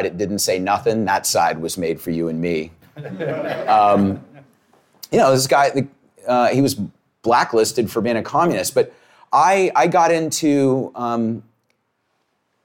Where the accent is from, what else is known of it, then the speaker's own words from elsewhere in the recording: South Carolina, United States; I grew up in South Carolina